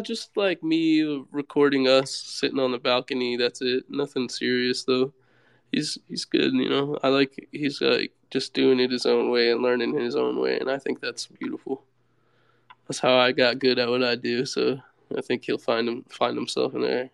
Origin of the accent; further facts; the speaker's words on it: Seattle, Washington, United States; also born or lived in California; now in Miami, United States; I grew up like in the Seattle area